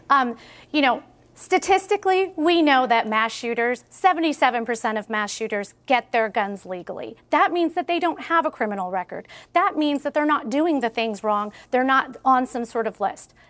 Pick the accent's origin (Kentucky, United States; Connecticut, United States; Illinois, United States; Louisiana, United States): Illinois, United States; Highland Park; I'm from Highland Park, Illinois